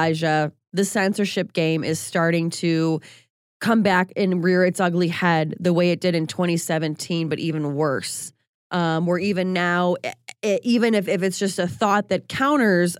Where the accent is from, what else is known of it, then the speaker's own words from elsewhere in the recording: Chicago, Illinois, United States; I hail from Chicago